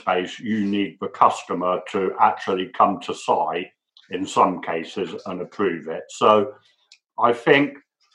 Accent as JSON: {"language": "English", "region": "England", "country": "United Kingdom", "moved": "as an adult", "lives_now": "United States", "said": "I'm English"}